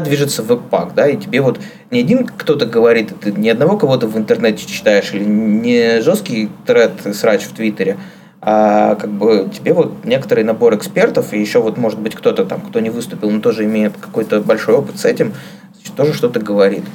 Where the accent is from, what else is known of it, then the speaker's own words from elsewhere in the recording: Kirov, Kirov Oblast, Russia; moved away; я из Кирова, Кировская область, Вятка